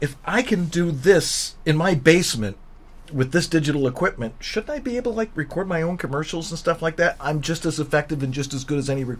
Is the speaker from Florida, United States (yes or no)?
no; Buffalo, New York, United States; moved away as an adult; also born or lived in Albuquerque, New Mexico; I'm from Buffalo, New York, and I spent the first 58 years of my life there.